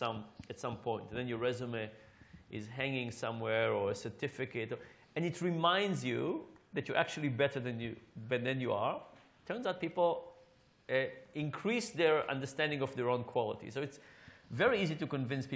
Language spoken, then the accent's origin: English; Israel; now in United States; I grew up in Israel